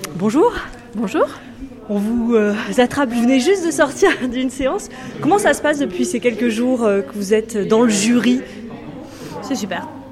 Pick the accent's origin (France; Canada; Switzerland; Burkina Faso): France; Brittany; je viens de Bretagne, du Morbihan.